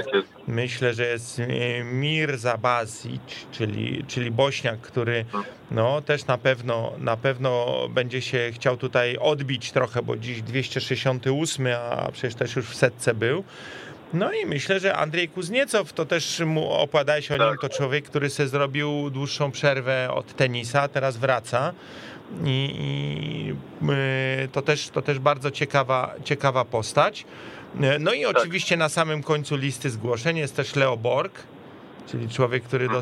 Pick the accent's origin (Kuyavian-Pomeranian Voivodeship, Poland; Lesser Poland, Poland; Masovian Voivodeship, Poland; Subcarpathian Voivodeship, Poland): Masovian Voivodeship, Poland; Warsaw; my, my warszawiacy